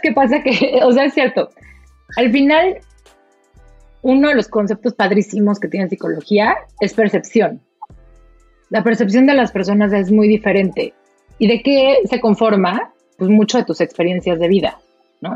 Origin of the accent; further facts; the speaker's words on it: Mexico; moved away as an adult; now in Germany; soy mexicana, eh, viví, nací en México